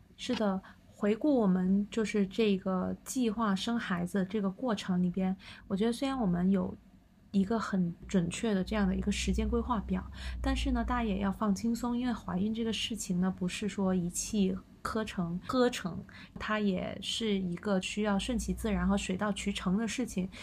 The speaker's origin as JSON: {"language": "Chinese", "region": "southern China", "country": "China", "moved": "yes", "lives_now": "Beijing, China", "said": "我是南方人"}